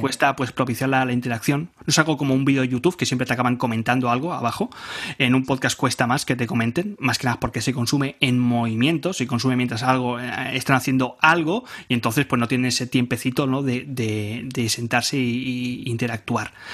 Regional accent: Barcelona, Catalonia, Spain; soy de, soy de Barcelona, de España

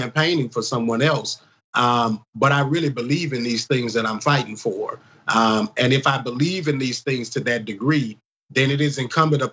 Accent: Baton Rouge, Louisiana, United States; I grew up in North Baton Rouge

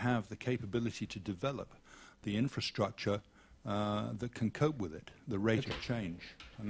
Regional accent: London, United Kingdom; born there; also born or lived in all over the country; I'm retired as well, and I was born in London, and I've lived all over the country and in several other countries.

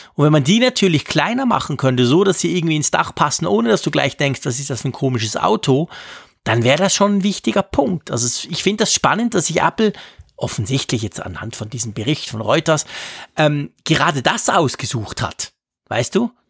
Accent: Switzerland; bei uns in der Schweiz

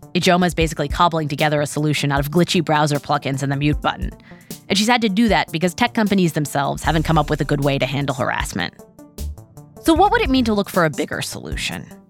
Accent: West Coast, United States; growing up on the West Coast

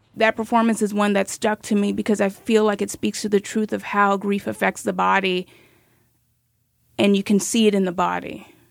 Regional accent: Miami, Florida, United States; I'm from Miami

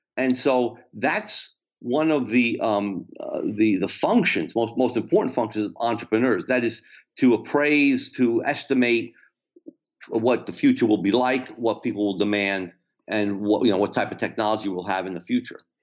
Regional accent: New Jersey, United States; I'm from New Jersey

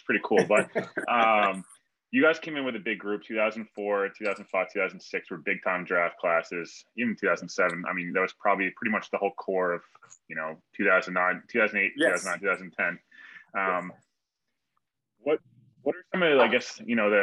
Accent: Westchester, New York, United States; I'm from Westchester

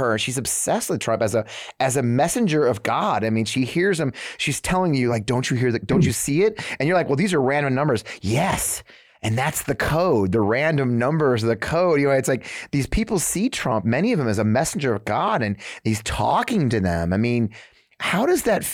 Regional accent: New England, United States; moved away; also born or lived in Missouri; I grew up in the New England, though. My dad's from Boston.

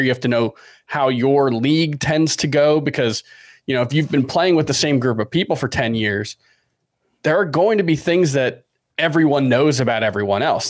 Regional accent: Miami, Florida, United States; we're all from Miami.

